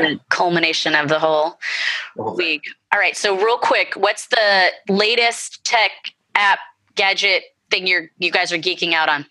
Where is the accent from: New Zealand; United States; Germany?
United States; San Jose, California; I'm from San Jose